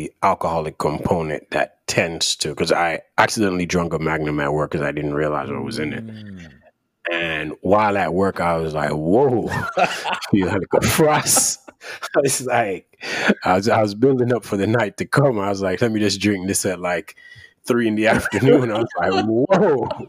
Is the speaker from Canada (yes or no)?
no; Jamaica; So for those of you that don't know, I'm from Jamaica.